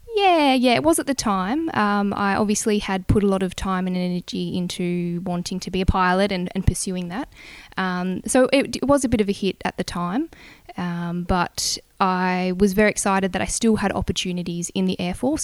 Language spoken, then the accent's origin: English; Bungendore, New South Wales, Australia; also born or lived in Canberra; I grew up in Bungendore in New South Wales, so small country town just out of Canberra.